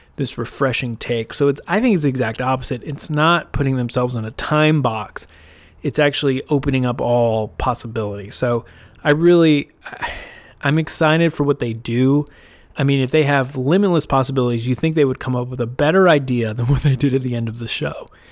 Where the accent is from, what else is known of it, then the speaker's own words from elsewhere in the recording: United States; as an American